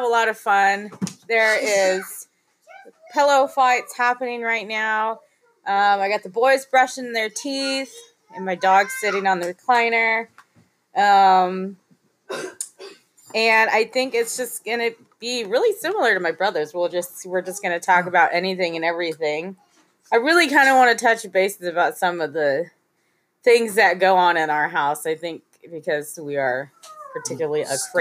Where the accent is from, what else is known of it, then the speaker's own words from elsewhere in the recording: Central Coast, California, United States; Been on the Central Coast since junior high years